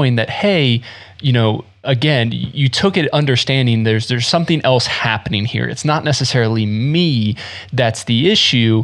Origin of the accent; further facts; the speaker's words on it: Smithfield, North Carolina, United States; also born or lived in Florida; I grew up in North Carolina, and when we first moved to North Carolina from Florida, I was 5 or 6 years old